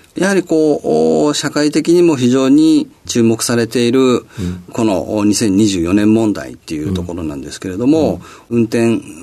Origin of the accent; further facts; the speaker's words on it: Setagaya, Tokyo, Japan; 東京都のあの世田谷区で、えー、生まれました